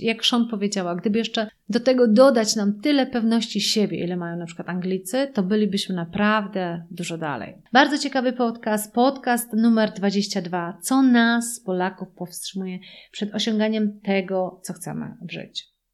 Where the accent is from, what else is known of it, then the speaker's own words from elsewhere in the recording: Poland; my jako Polacy